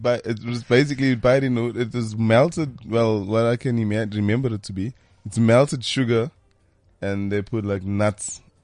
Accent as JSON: {"language": "English", "town": "Durban", "region": "KwaZulu-Natal", "country": "South Africa", "tie": "born or raised there", "said": "I grew up in Durban. Newlands East, specifically in Durban."}